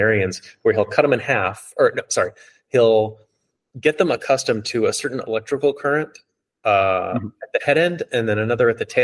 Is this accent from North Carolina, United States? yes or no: no; Hawaii, United States; I grew up with these in Hawaii